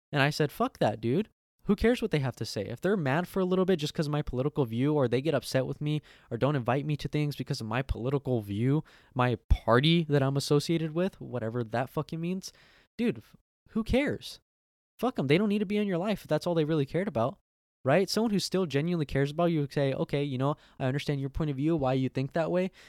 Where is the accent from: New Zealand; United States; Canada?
United States; I'm American